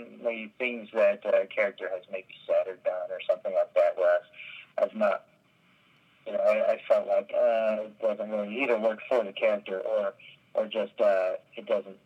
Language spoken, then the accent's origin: English; Texas, United States; I grew up in Texas